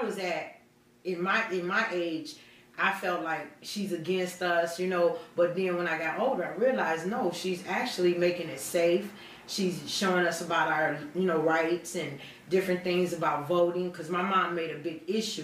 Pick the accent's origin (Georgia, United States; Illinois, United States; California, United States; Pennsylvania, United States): Illinois, United States; Aurora; also born or lived in Montgomery, Illinois; I'm from Aurora, been here all my life, born and raised.